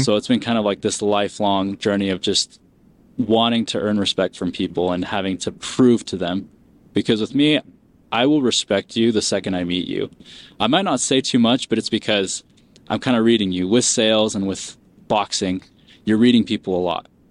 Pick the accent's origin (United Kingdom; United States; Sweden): United States; Springville, Utah; also born or lived in Peru; immigrated here, um, grew up in Springville, Utah